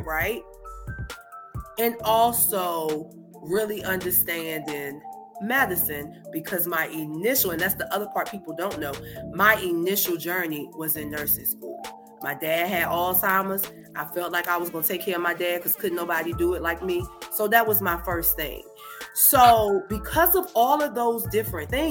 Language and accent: English; Danville, Virginia, United States; my hometown of Danville, Virginia